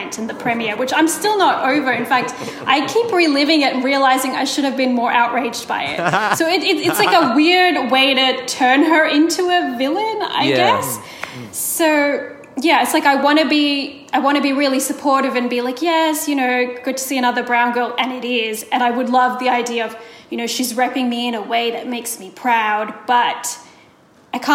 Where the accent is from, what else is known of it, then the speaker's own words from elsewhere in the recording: India; I'm Indian